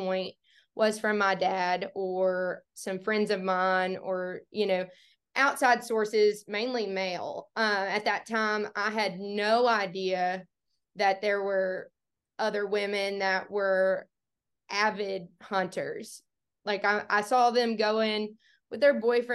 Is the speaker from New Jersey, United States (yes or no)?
no; Bootheel, Missouri, United States; I grew up in the Boot Hill, Missouri, absolutely as far south in the Boot Hill as you can get